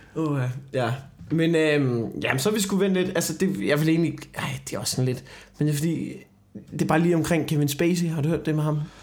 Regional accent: Copenhagen, Capital Region of Denmark, Denmark; jeg er en arrogant københavner

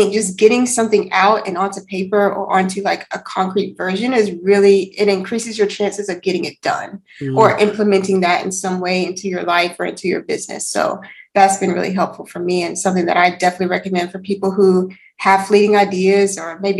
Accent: Alabama, United States; moved away; I'm actually originally from Alabama.

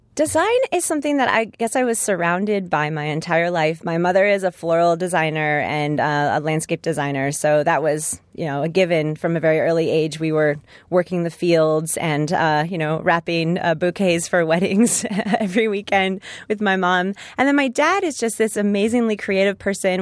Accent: Los Angeles, California, United States; rooted right in my hometown

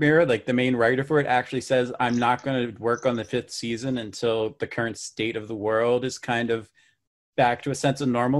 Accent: United States; now in Ireland; I'm American

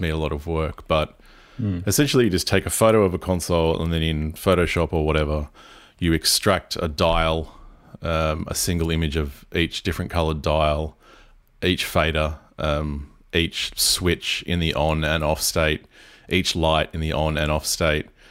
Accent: Port Macquarie, New South Wales, Australia; I'm based in Byron Bay, but I live in my hometown in Port Macquarie

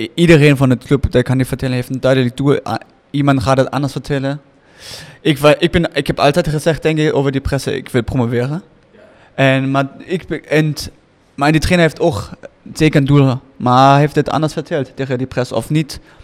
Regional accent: Germany; moved away; Ik ben Duitser

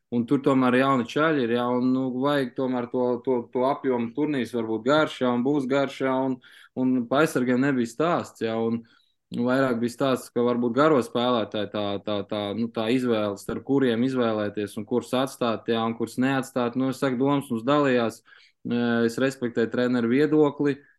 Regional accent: Latvia; Mēs esam tomēr no Latvijas

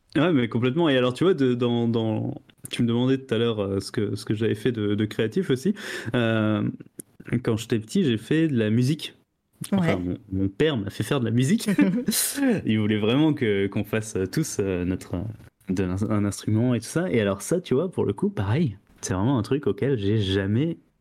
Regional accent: Alsace, Grand Est, France; j'ai grandi en Alsace

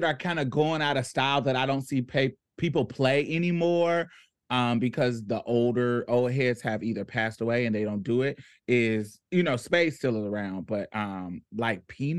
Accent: Houston, Texas, United States; I'm from Houston

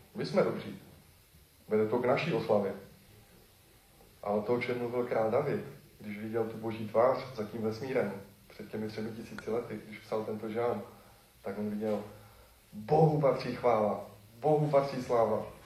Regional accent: Czechia; moved away; se přestěhuju zpátky do Besky, odkud pocházím

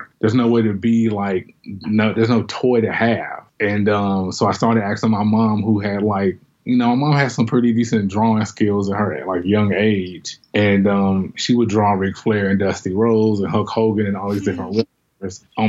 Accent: Winston-Salem, North Carolina, United States; now in Detroit, United States; I grew up in Winston-Salem, North Carolina

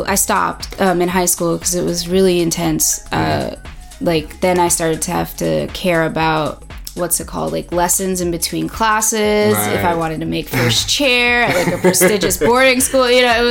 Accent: Long Island, New York, United States; also born or lived in Brooklyn; I'm from Long Island, New York. I was born in the city, but I am Long Island at heart, suburban kid. And I moved around a lot, but New York was always home.

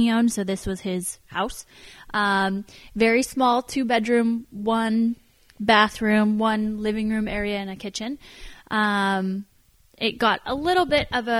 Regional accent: Sonoma, California, United States; Born and raised on my family's ranch in Sonoma, in Sonoma Valley to be exact

